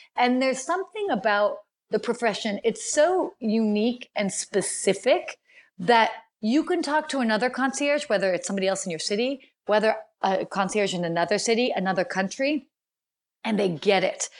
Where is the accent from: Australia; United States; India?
United States; also born or lived in Washington, D.C.; although I'm American and I was born in the States, I spent a good chunk of my childhood traveling